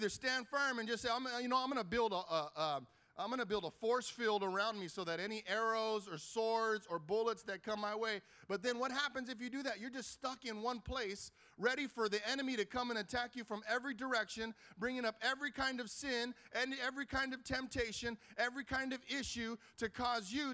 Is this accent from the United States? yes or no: yes; Carson, California, United States; I grew up in Carson, right here down the street.